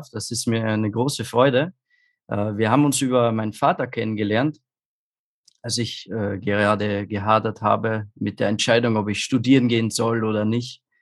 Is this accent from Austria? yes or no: yes; Austria; Also ich komme aus Österreich, was man wahrscheinlich vielleicht hören kann.